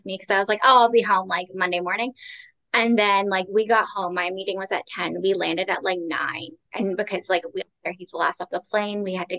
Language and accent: English; Toronto, Ontario, Canada; I am from Toronto, up here in Canada.